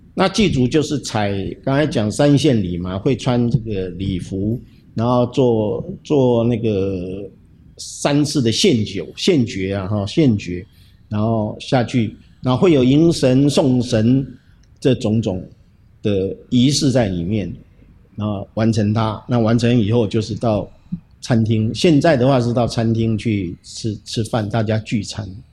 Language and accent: Chinese; Hsinchu, Taiwan; 我从小就住在近视地，那，那个窗口刚好是我的卧室